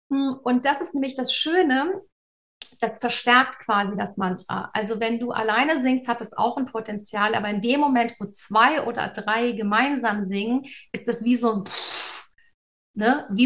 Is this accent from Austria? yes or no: no; Cologne, North Rhine-Westphalia, Germany; ich komme aus Köln ursprünglich, das ist ein Erzbistum, also eine sehr katholische Tradition.